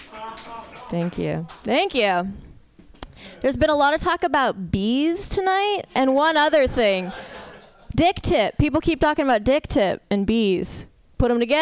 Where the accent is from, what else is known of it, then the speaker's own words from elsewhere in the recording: San Francisco, California, United States; I'm from San Francisco.